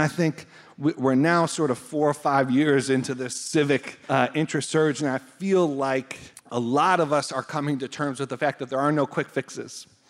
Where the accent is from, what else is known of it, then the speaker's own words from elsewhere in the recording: Buffalo, New York, United States; moved away; grew up in Buffalo